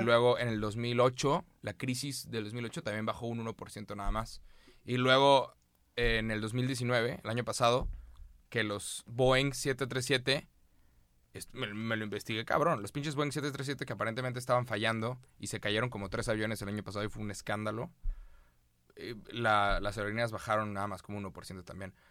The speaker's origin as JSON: {"language": "Spanish", "country": "Mexico", "said": "soy de México"}